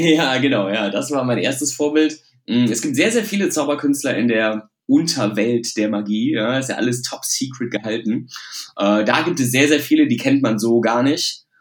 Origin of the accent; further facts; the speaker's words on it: Düsseldorf, North Rhine-Westphalia, Germany; also born or lived in Hilden; ich komme aus Düsseldorf